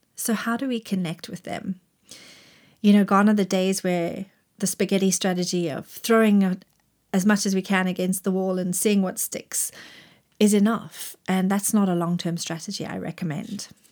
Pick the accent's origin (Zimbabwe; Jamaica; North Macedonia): Zimbabwe; moved away as an adult; also born or lived in Grahamstown, South Africa; now in Cheshire, United Kingdom; I grew up in Zimbabwe and went to university in Grahamstown, South Africa.